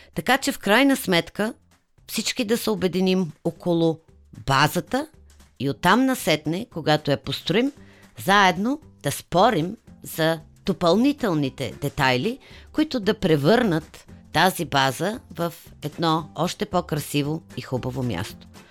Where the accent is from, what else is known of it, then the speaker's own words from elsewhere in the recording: Sofia, Sofia City, Bulgaria; моя роден град